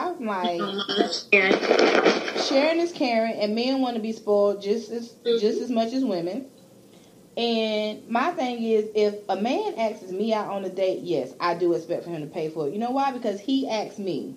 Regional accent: Clemson, South Carolina, United States; I'm from Clemson.

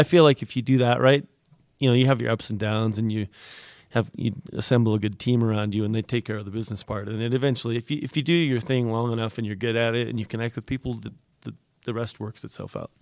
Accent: Canada

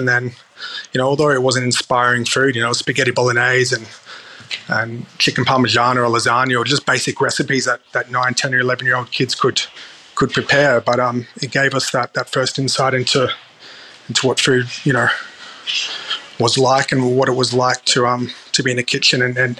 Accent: Darwin, Northern Territory, Australia; I think that comes from my early memories of growing up in Darwin.

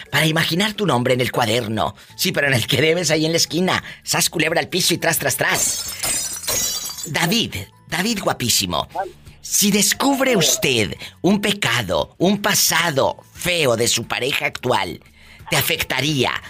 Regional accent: Mexico; Así decimos en nuestro país, en México

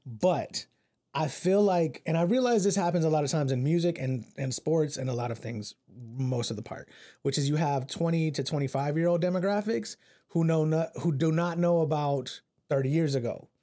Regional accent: Central Texas, United States; I being raised in Central Texas

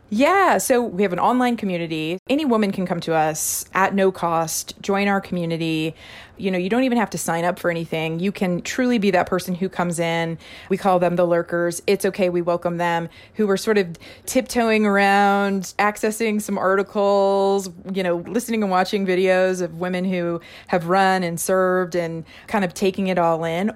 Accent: Missouri, United States; Missouri is my home state.

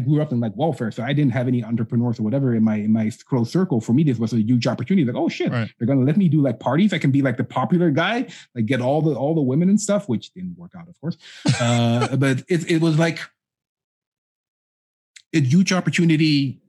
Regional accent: Amsterdam, North Holland, Netherlands; born there; I mean, I was born in 81 in Holland.

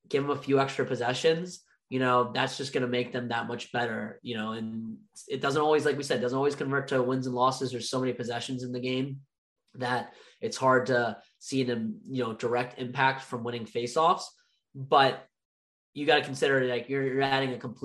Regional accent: United States; as Americans ourselves

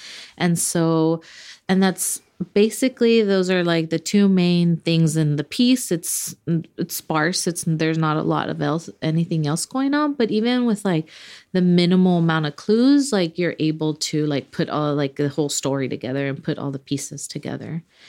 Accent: Los Angeles, California, United States; Like I was born in Los Angeles, grew up there, but all of my family is Mexican. They all migrated to the U.S. in the mid 70s.

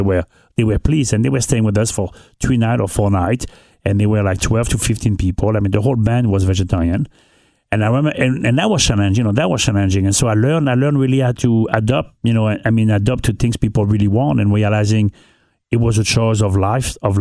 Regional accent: northern France, France; English is a second language; moved away as an adult; also born or lived in Anguilla / New York City; now in Cincinnati, United States; I grew up in North of France.

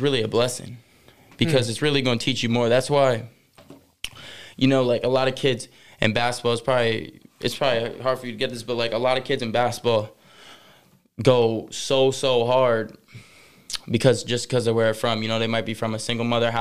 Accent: Northampton, Massachusetts, United States; I'm from Western Massachusetts in Northampton. Grew up there

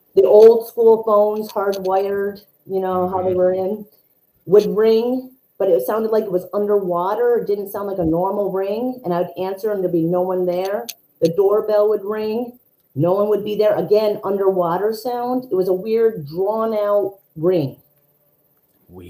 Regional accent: New York, United States; I'm from New York

